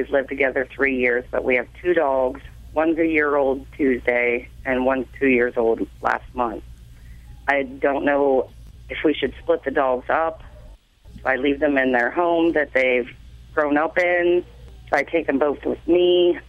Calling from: Pennsylvania, United States

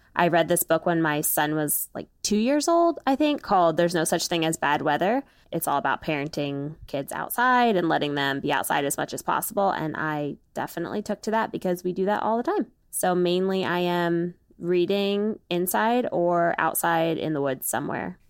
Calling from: Maryland, United States; I am calling from Maryland, where I live with my husband

